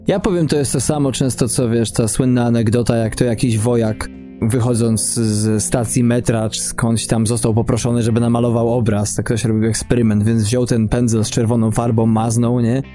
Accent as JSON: {"language": "Polish", "country": "Poland", "moved": "yes", "said": "naszym kraju nadwiślańskim"}